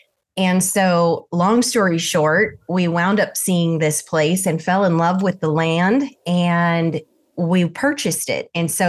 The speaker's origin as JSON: {"language": "English", "town": "Rupert", "region": "Idaho", "country": "United States", "tie": "born or raised there", "said": "Well, I was born in Southern Idaho and I always joke, I was born in Rupert, but I lived in Issyqua, which was in the country."}